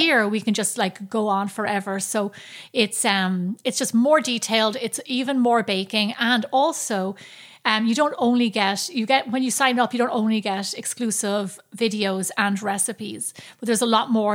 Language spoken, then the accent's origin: English; Ireland; growing up in Ireland